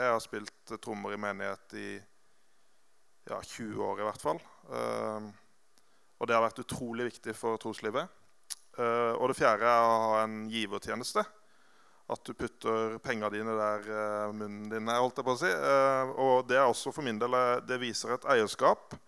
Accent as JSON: {"language": "Norwegian", "town": "Grimstad", "region": "Agder", "country": "Norway", "tie": "born or raised there", "also_born_or_lived": "Oslo", "said": "Og jeg vokste opp i Grimstad, i Betania, som er det hoppbakken med McDonald's"}